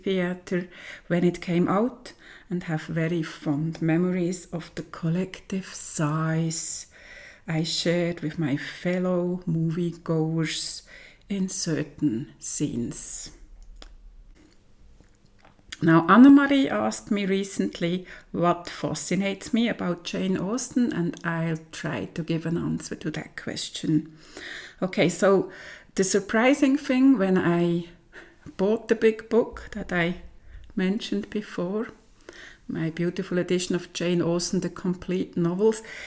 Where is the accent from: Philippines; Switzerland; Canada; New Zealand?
Switzerland; German-speaking part of Switzerland, German-speaking Switzerland; I come from the German-speaking part of Switzerland